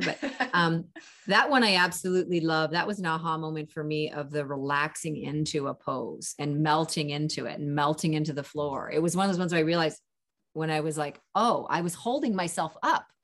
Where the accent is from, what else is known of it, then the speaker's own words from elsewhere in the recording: Canada; also born or lived in California; I'm Canadian, and live in California in my winters.